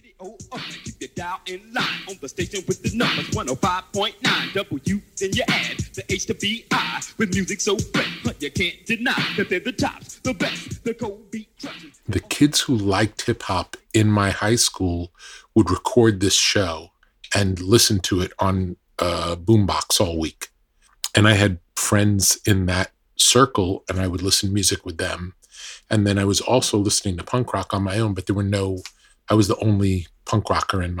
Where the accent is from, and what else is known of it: New York, United States; born or raised there